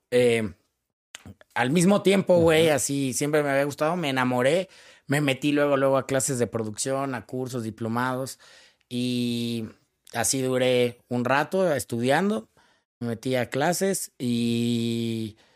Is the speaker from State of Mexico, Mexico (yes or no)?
yes; Cuautitlán Izcalli, State of Mexico, Mexico; yo soy de Iscalit, que significa tu casa entre los árboles.